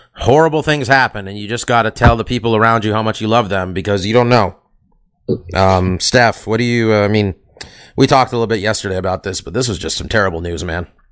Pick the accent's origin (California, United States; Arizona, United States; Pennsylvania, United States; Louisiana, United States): California, United States; Bay Area; growing up in the Bay Area